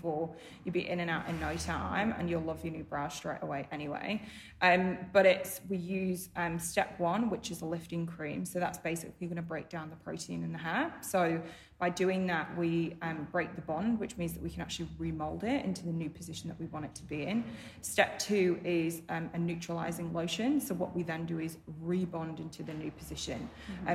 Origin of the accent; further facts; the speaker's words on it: United Kingdom; moved away; I'm British